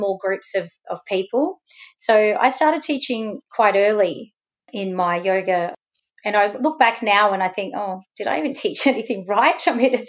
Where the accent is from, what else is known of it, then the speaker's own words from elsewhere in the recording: Sydney, New South Wales, Australia; first language Arabic; English is a second language; moved away as an adult; also born or lived in Western Australia / Canada / Lebanon (ancestry); now in Melbourne, Australia; I'm originally from Sydney